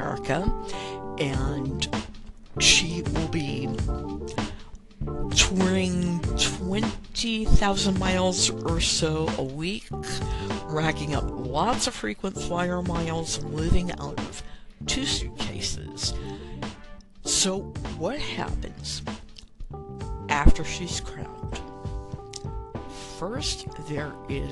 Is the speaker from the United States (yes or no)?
yes; New Orleans, Louisiana, United States; I am from New Orleans.